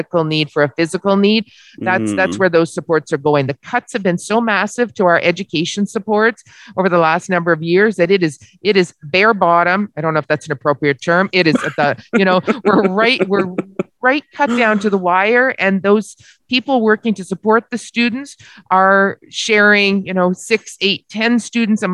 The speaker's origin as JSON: {"language": "English", "town": "Barrie", "region": "Ontario", "country": "Canada", "said": "I live in the city of Barrie"}